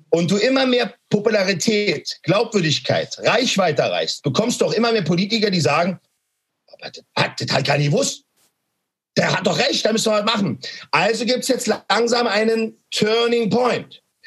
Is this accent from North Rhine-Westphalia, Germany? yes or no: no; Berlin, Germany; Ich bin in Berlin-Neukölln groß geworden.